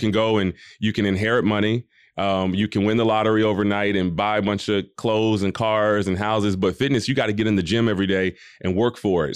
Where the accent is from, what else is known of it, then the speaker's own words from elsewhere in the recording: Atlanta, Georgia, United States; I grew up in Atlanta, Georgia